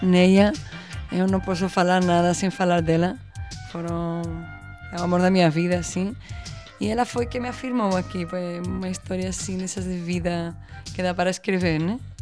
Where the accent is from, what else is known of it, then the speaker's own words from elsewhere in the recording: Seville, Andalusia, Spain; Portuguese is a second language; moved away as an adult; now in Pernambuco, Brazil; Andaluzia, que é de onde eu venho, da hum. Espanha, hum. Espanha, Andaluzia, Sevilha, cidade